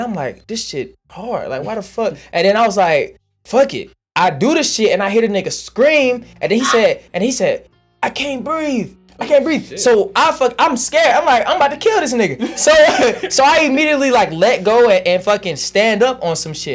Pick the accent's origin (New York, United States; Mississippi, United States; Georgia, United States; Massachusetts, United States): Georgia, United States; Fulton County; I was born on Cleveland, raised on Washington Road, moved on, lived on Gobbie, lived on Old Nat, lived in Camelot.